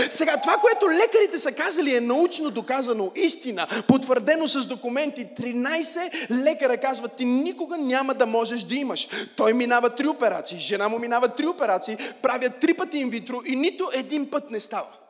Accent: Bulgaria; аз съм българче.

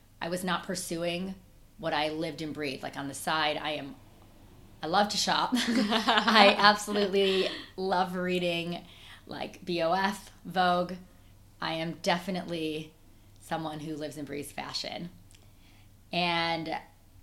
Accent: Chicago, Illinois, United States; accent: Midwestern twang; moved away as an adult; also born or lived in Boston / New York; now in London, United Kingdom; I'm originally from Chicago. I'm a Midwesterner, so when you hear that twang, that's why

